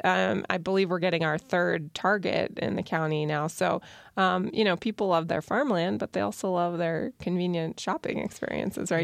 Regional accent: Lancaster, Pennsylvania, United States; I'm from Lancaster and I've noticed the city change a lot in a lot of positive ways

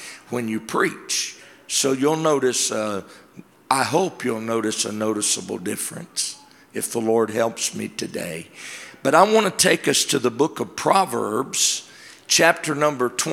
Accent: Georgia, United States; I'm from Georgia

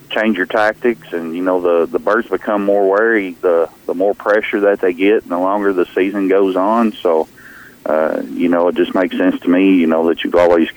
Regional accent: Kentucky, United States; came back to my home state of Kentucky

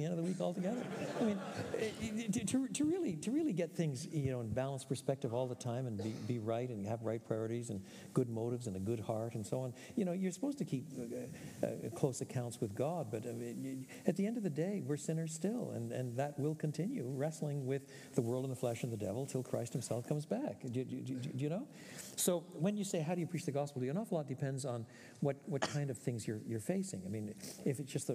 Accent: Canada; moved away as an adult; also born or lived in Europe; now in United States; I'm Canadian by birth, and then I did all my education in either Canada or Europe

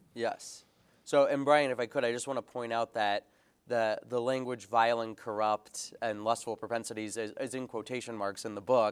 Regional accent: United States; also born or lived in England; I'm from the United States.

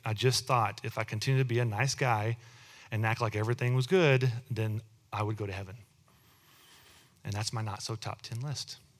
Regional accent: Texas, United States; both Amy and I were born and raised in Texas.

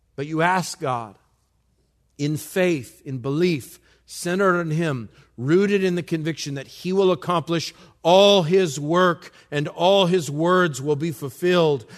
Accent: New Mexico, United States; I'm from New Mexico

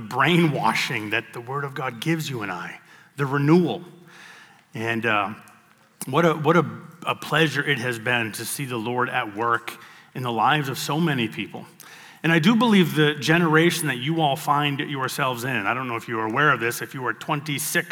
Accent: Bangor, Maine, United States; now in Portland, United States; my hometown of Bangor, Maine

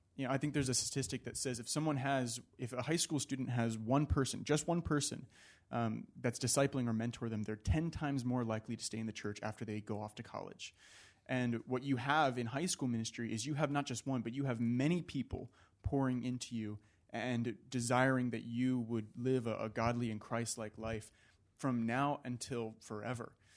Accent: Virginia, United States; now in California, United States; when I was back home in Virginia

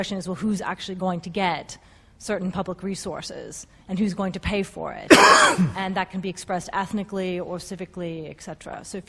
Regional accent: United States; I'm an American

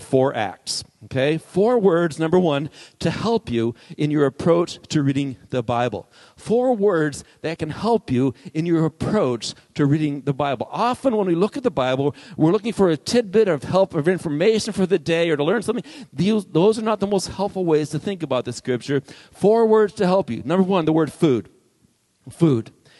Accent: Arizona, United States; I grew up here in Arizona where nothing grows, really.

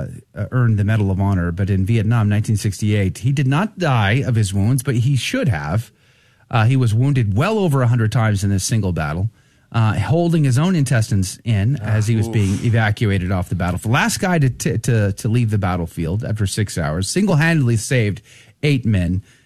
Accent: Universal City, Texas, United States; also born or lived in Converse, Texas; When I was a kid growing up in Universal City, Texas and Converse, Texas, living right here, right close to Randolph Air Force Base

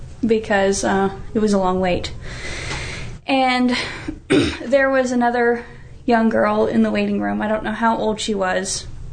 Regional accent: North Carolina, United States; I grew up in the South. I'm from North Carolina.

